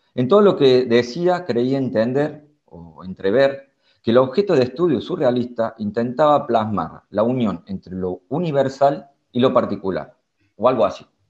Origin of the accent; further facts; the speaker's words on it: Córdoba, Argentina; moved away as an adult; now in Berlin, Germany; yo soy de Córdoba, Argentina